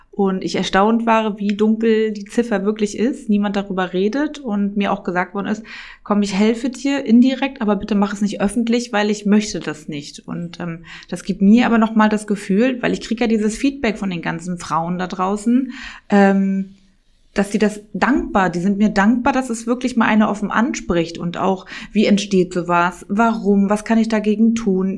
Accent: Rostock, Mecklenburg-Vorpommern, Germany; first language German; moved away as an adult; also born or lived in Mallorca, Spain; now in Berlin, Germany; Rostock ist dann mehr so, so eine Kleinstadt und ich komme auch direkt ähm, aus Dietrichshagen-Warnemünde

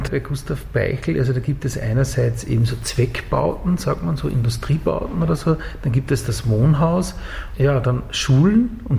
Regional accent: Upper Austria, Austria; Ja, ich komme aus Oberösterreich und dann war ich, wie ich dann in, in, Linz in diesem Studio war

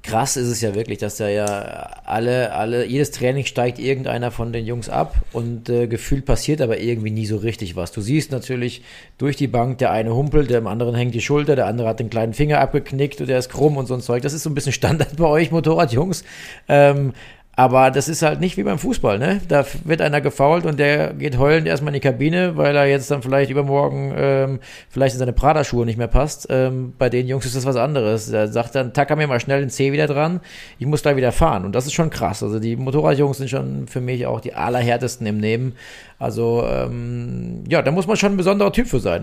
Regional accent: Germany; als Deutscher

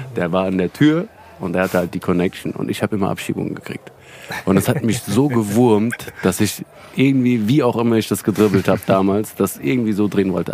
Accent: Hanau, Hesse, Germany; now in Frankfurt, Germany; Hanauer Jungs

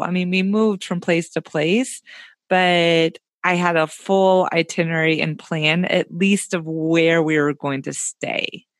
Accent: Tennessee, United States; also born or lived in Orlando, Florida; now in Oregon, United States; I grew up in Tennessee

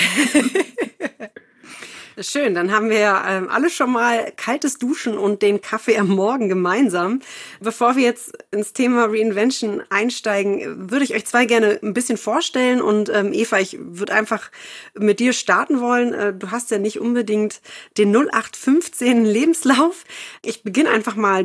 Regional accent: Berlin, Germany; ich komme ja auch aus Berlin

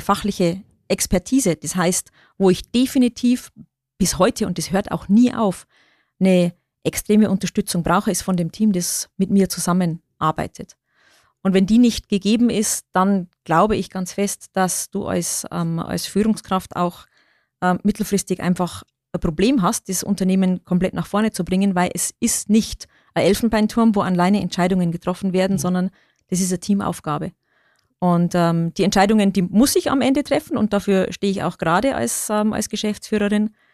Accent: Bavarian Forest, Germany; accent: Lower Bavarian; moved away; ich bin gebürtige Niederbayerin, ich komme aus dem Bayerischen Wald. Das ist meine Heimat.

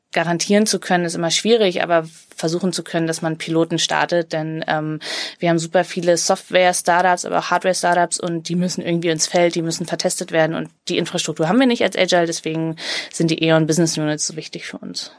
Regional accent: Cologne, North Rhine-Westphalia, Germany; als Kölnerin

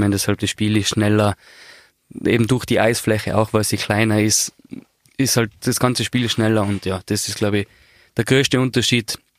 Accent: Austria; und ja, eben nach 23 Jahren als Österreicher dahin fahren zu dürfen, hat mich sehr geehrt

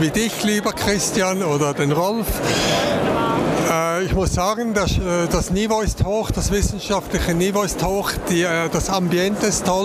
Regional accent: Baden-Württemberg, Germany; born there; Und ich bin ja äh, auf, geboren in Baden-Württemberg.

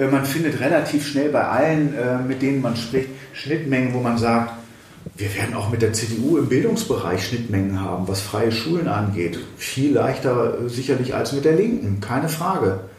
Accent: Thuringia, Germany; Da kann man natürlich als Thüringer da sagen, boah, ja, gut, eine Bundesratsinitiative wäre gut.

